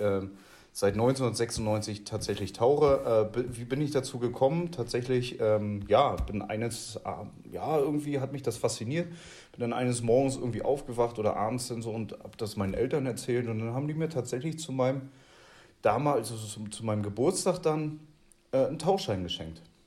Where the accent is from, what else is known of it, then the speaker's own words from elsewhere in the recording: the East, East Germany, Germany; now in Bavaria, Germany; bei uns im Osten